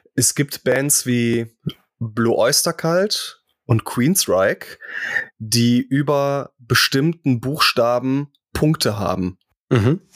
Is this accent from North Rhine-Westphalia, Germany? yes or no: yes; near Krefeld, North Rhine-Westphalia, Germany; ich bin in Griffenbruch aufgewachsen. Das ist Nähe Krefeld